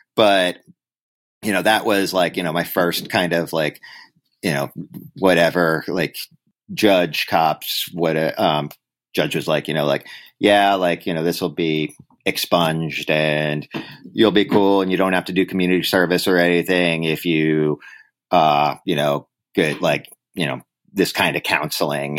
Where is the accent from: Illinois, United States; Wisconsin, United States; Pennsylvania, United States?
Pennsylvania, United States; Upper Darby; moved away as an adult; also born or lived in Boston; now in New York City, United States; I grew up in Upper Darby